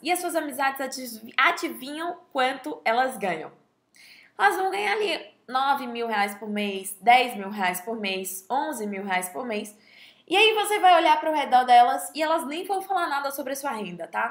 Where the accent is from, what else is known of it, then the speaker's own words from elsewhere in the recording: Bahia, Brazil; moved away; eu sou nordestina, mas a minha família não é do Nordeste. Então, basicamente, eu vivi a minha vida, né, de, é, dezessete, dezessete anos eu fiquei lá na Bahia e eu fui educada lá